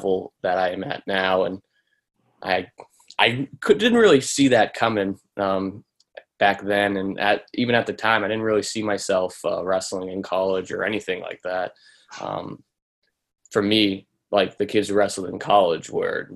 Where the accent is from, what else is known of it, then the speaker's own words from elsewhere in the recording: Lancaster, Massachusetts, United States; also born or lived in Pennsylvania; I'm from Lancaster, Massachusetts. That's where I grew up. That's where I currently live